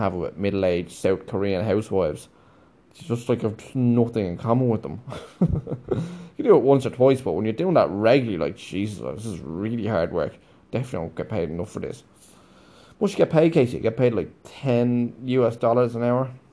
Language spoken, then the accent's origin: English; Ireland; moved away; we're conditioned as Irish people